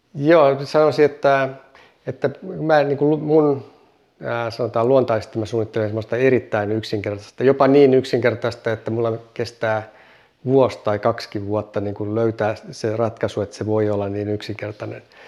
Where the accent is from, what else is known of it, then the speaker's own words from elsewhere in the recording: Ii, North Ostrobothnia, Finland; moved away; also born or lived in Kauhajoki; onnellinen lapsuus ja mitä kaikkea muuta täällä tehtiin ja keksittiin